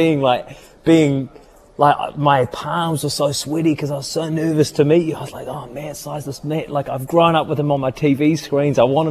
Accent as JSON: {"language": "English", "town": "Christchurch", "region": "Canterbury", "country": "New Zealand", "tie": "born or raised there", "also_born_or_lived": "New York", "said": "I was born and raised in Christchurch"}